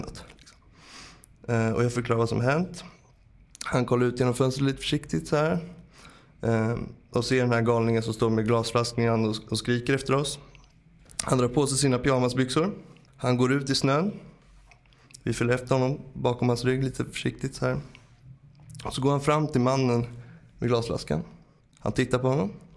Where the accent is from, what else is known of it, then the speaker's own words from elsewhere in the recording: Stockholm, Stockholm County, Sweden; jag kom från Bromma